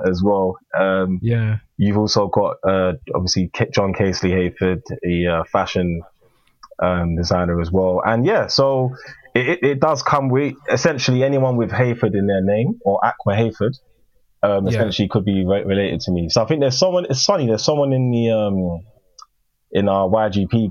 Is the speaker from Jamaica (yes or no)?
no; United Kingdom; I'm UK born, but yes, I'm Ghanaian. And growing up in school, going to school, learning about history, it was always Greek and Roman culture